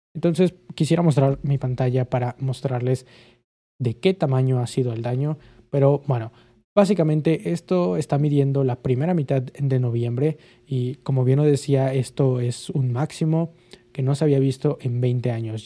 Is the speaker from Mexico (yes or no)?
yes; Mexico